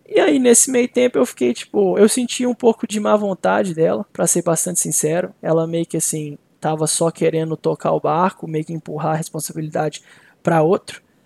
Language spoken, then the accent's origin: Portuguese; Belo Horizonte, Minas Gerais, Brazil; moved away as an adult; now in Minnesota, United States; eu sou de Belo Horizonte, eu tava co, em Belo Horizonte com a minha família.